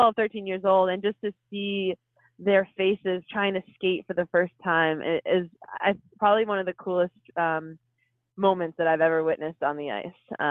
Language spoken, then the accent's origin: English; Massachusetts, United States; Growing up in Massachusetts